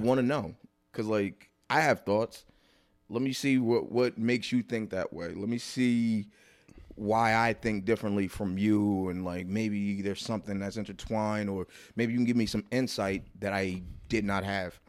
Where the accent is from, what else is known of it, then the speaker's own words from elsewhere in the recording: New Jersey, United States; I did my first one in Jersey 'cause, uh, like, I felt, I felt I wanted to do my first one in my hometown